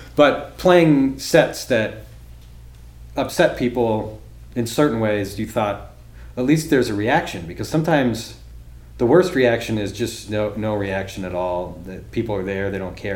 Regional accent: Massachusetts, United States; also born or lived in Baltimore; I grew up in Massachusetts

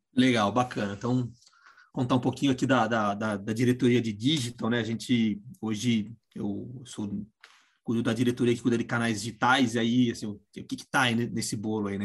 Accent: Jundiaí, São Paulo, Brazil; eu sou de Jundiaí, moro em Jundiaí ainda

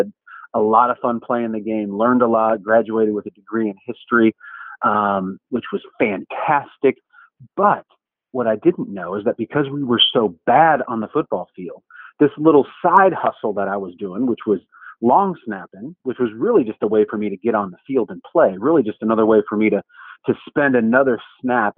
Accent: Cleveland, Ohio, United States; I grew up in Cleveland, Ohio as a three-sport star

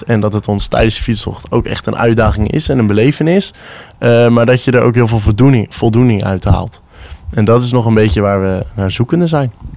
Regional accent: Netherlands; als Nederlanders

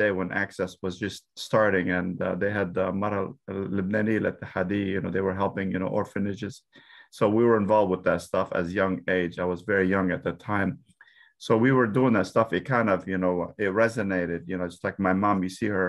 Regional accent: Dearborn, Michigan, United States; I was raised in Dearborn. It's why I went to school in Dearborn.

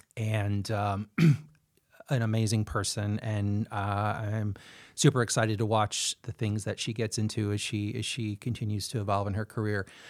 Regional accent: Chicago, Illinois, United States; moved away as an adult; now in Cedar Rapids, United States; I was born and raised in Chicago, and that's where I was living with my husband before we moved to Cedar Rapids

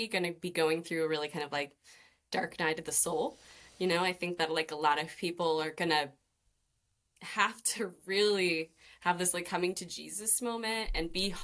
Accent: Idaho, United States; now in Maui, United States; I'm originally from Idaho though. So I'm not from the beautiful island, but I've been here for 10 years.

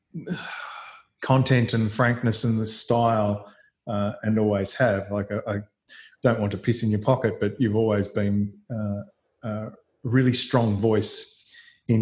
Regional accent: Gippsland, eastern Victoria, Australia; the socioeconomic situation that I grew up in Gippsland in eastern Victoria

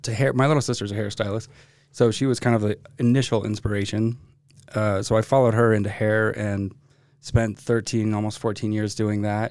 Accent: Midvale and Holladay, Utah, United States; born and raised in Utah. Grew up in kind of a mix between Midvale and Holiday.

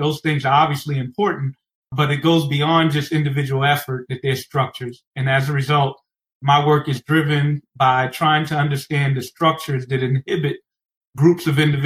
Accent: New York City, New York, United States; I grew up in Medford-Stuyvesant before it gentrified

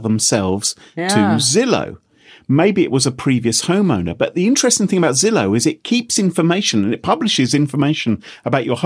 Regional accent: United Kingdom; we're all British

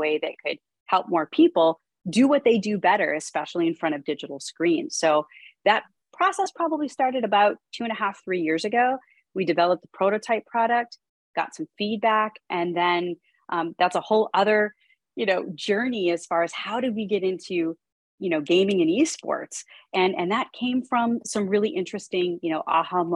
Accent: Pittsburgh, Pennsylvania, United States; I'm from Pittsburgh

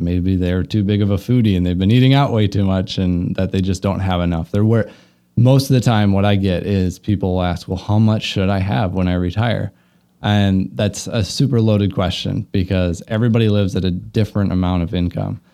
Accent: Luverne, Minnesota, United States; moved away as an adult; also born or lived in Omaha, Nebraska; now in Milwaukee, United States; grew up in Laverne, Minnesota

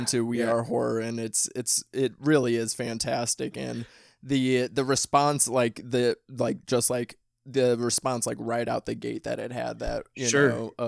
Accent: Midwest, United States; accent: Midwestern; people out here especially like talk about my accent, like having a Midwestern accent.

